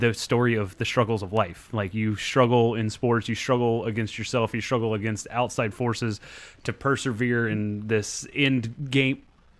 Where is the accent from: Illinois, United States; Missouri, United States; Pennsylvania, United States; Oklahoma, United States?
Oklahoma, United States; Central; growing up in Central Oklahoma